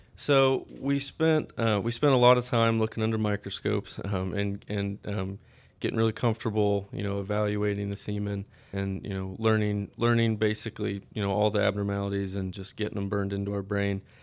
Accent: Stockton, Kansas, United States; I'm from Stockton, Kansas, um, in, in Northwest Kansas. Kinda, I grew up on a, a family farm outside of town

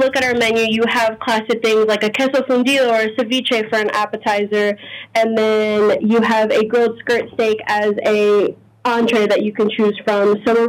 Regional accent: New Orleans, Louisiana, United States; also born or lived in Maryland; I was born in Maryland, raised in the New Orleans area from the age of one. So I've pretty much lived here my whole life, grown up with the culture, but both of my parents are Honduran.

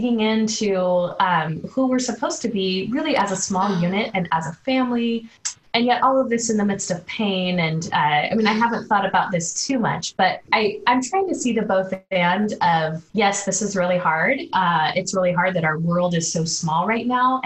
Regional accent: Oregon, United States; I grew up in the Pacific Northwest. I grew up in a Christian home, so in the state of Oregon

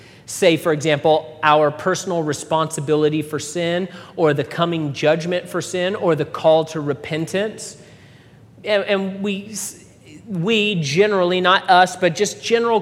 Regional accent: United States; I'm an American

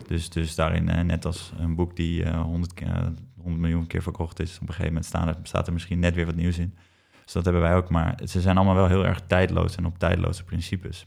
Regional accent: IJmuiden, North Holland, Netherlands; waar ik ben opgegroeid in Amuiden

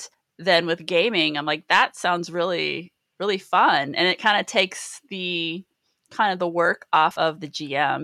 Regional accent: Mishawaka, Indiana, United States; moved away; I'm originally from Mishawaka, Indiana

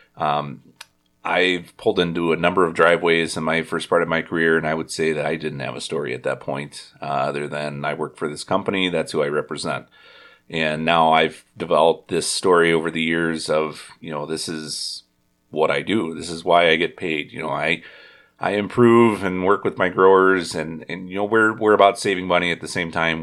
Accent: Indiana, United States; now in Wisconsin, United States; I was from Indiana

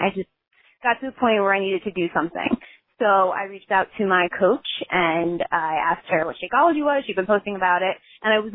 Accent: Long Valley, New Jersey, United States; I am from Long Valley, New Jersey, a very small town

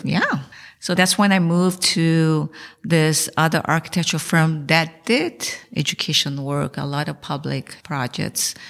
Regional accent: São Paulo, Brazil; moved away as an adult; also born or lived in Taiwan; now in United States; So I was born in Taiwan and my parents took me to Brazil when I was one year old. So I spent my childhood and I went to University of São Paulo

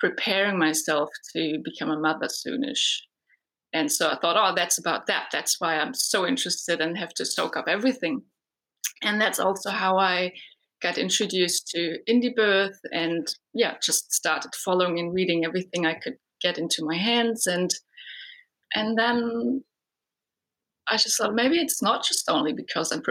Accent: Germany; moved away as an adult; now in New Zealand; I live in New Zealand, but I was originally born and raised in Germany

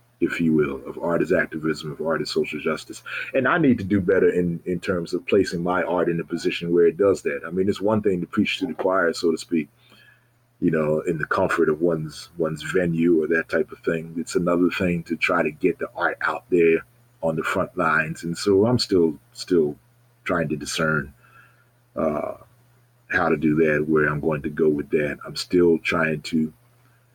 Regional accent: Baltimore, Maryland, United States; moved away as an adult; also born or lived in Ohio / Connecticut; anytime I was back home from Ohio or Connecticut, I would be there. And when I moved back to Maryland in 2012

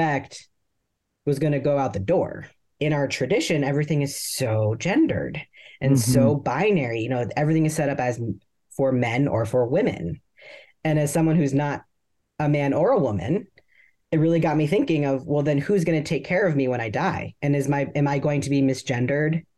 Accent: Columbus, Ohio, United States; now in Texas, United States; I grew up in Columbus, Ohio in the 80s and the 90s.

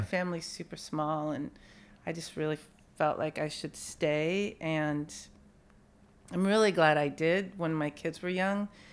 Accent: San Bruno, California, United States; also born or lived in San Francisco; I grew up in San Bruno

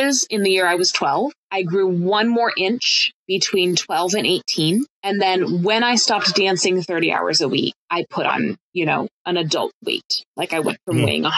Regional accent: Colorado, United States; walking around my hometown in Colorado at the age of 13 and 14

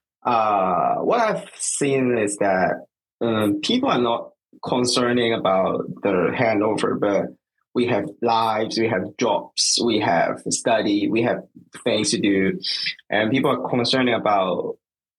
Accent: Hong Kong; born or raised there; now in Japan

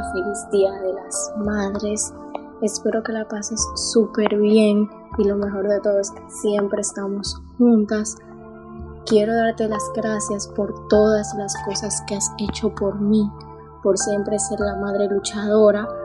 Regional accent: Spain; soy de España

